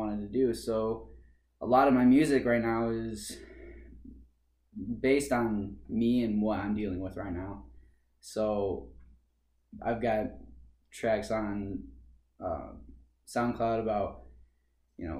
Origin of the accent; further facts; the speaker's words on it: Hartford, Michigan, United States; also born or lived in St. Joseph, Michigan; I grew up in Hartford, Michigan, and then I moved with my family into St. Joe, and now I live in SOTUS